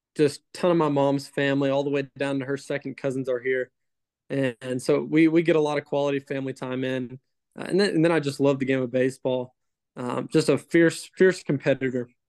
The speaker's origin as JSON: {"language": "English", "town": "Katy", "region": "Texas", "country": "United States", "tie": "born or raised there", "also_born_or_lived": "Paris, Texas", "said": "I grew up in Houston, uh, in Katy, Texas"}